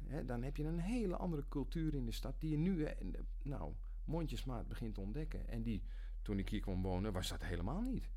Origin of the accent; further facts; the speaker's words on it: Nigtevecht, Utrecht, Netherlands; now in Almere, Netherlands; ik kom uit Nichtenvecht. Een eh, eh, dorpje langs de vecht tussen, eh, tussen Weesp en Vreeland in. En daar ehm, heb ik vanaf mijn, geboorte gewoond